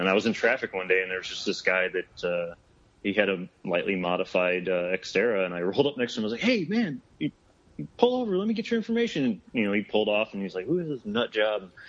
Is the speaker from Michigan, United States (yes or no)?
yes; Michigan, United States; moved away as an adult; now in Phoenix, United States; growing up in Michigan